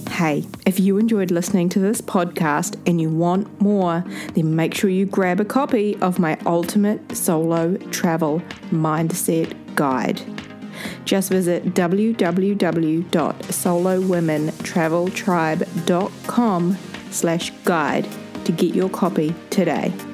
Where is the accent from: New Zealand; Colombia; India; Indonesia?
New Zealand; spending summer here in New Zealand in my hometown